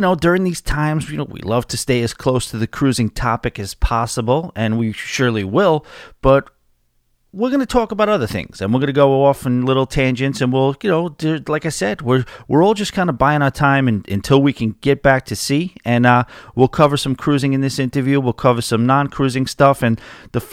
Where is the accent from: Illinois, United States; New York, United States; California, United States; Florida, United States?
New York, United States; as a New Yorker trying to get into country music